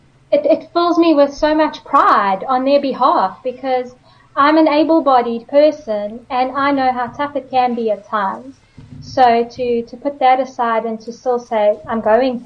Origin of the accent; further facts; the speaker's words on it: George, Western Cape, South Africa; my hometown of George